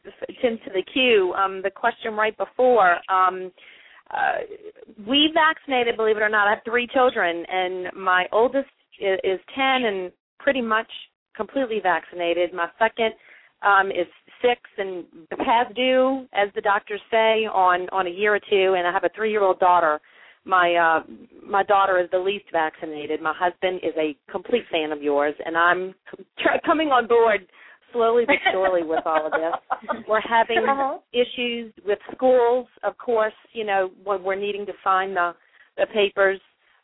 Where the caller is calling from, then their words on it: Mandeville, Louisiana, United States; I'm actually calling from Mandeville, Louisiana, just north of New Orleans.